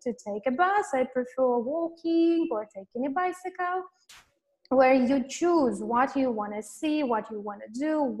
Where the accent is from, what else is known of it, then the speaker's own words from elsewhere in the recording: Latvia; moved away as an adult; now in Phnom Penh, Cambodia; originally I come from Latvia. It's a very small country in Europe. And this is where I was born. I have completed my university